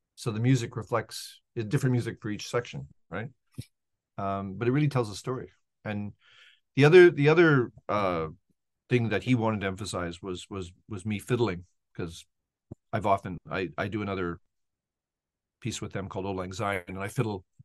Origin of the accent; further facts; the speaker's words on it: Edmonton, Alberta, Canada; I grew up in Edmonton, Alberta